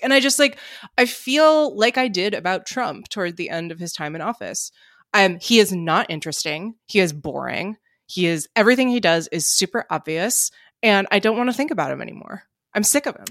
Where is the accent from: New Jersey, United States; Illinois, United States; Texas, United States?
New Jersey, United States; Princeton; my hometown of Princeton, New Jersey